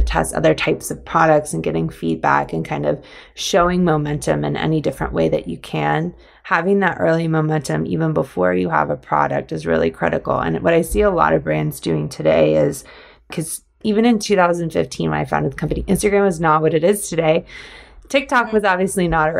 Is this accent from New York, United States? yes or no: no; Georgia, United States; I grew up in Georgia.